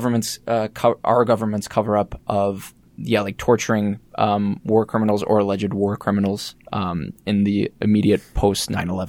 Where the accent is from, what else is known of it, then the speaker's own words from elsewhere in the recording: Rochester, Minnesota, United States; moved away; So I'm from Rochester, Minnesota.